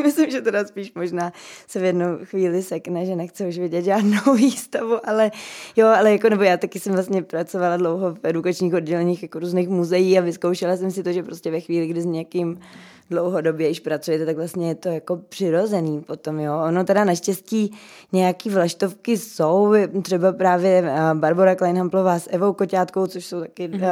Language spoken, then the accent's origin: Czech; Czechia